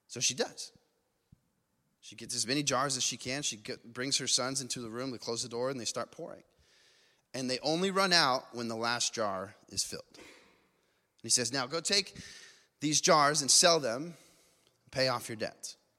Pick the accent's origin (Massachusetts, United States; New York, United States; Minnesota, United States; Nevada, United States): Nevada, United States; Las Vegas; I grew up in Vegas